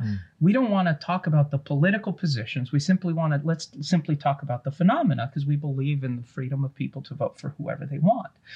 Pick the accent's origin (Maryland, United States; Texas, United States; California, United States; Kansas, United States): California, United States; Los Angeles; also born or lived in East Coast; I grew up uh, watching Jerome Bettis play for the Los Angeles Rams